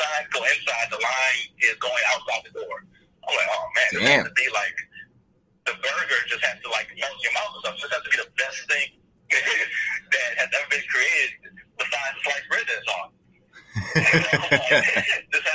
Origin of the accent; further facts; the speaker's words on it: Louisiana, United States; moved away as an adult; also born or lived in California; I grew up in Louisiana.